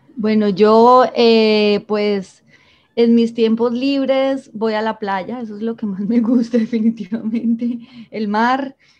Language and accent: Spanish; Medellín, Antioquia, Colombia; moved away as an adult; now in Santa Marta, Colombia; yo soy de Medellín y llevo seis años viviendo aquí en Santa Marta